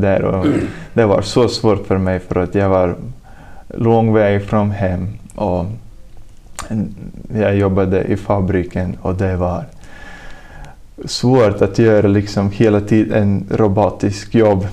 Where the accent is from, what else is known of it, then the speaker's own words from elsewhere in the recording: Talsi, Kurzeme, Latvia; Swedish is a second language; moved away as an adult; now in Sweden; jag kommer från Lettland. Och ja, jag är tjugoett år gammal och jag kommer från småstad som heter Talsi